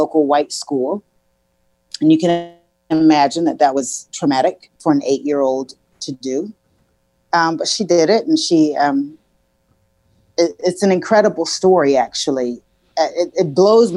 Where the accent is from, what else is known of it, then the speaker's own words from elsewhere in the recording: Columbia, South Carolina, United States; I was born and raised in Columbia, South Carolina